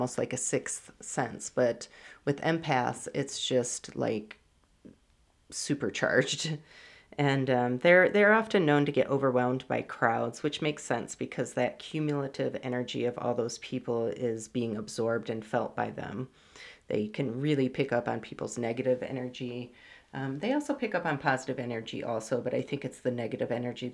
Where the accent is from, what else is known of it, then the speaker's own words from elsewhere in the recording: Michigan, United States; I grew up in Michigan, love the Great Lakes